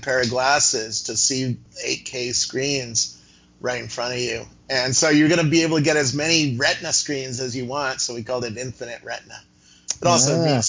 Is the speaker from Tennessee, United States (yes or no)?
no; Cupertino, California, United States; also born or lived in Half Moon Bay / Campbell; I grew up in Cupertino and where a little company called Apple started up.